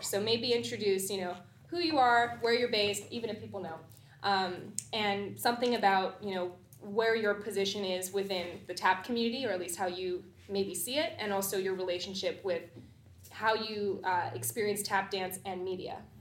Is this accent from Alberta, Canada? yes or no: no; Vancouver, British Columbia, Canada; moved away as an adult; also born or lived in Washington, D.C.; now in United States; I'm born and raised in Vancouver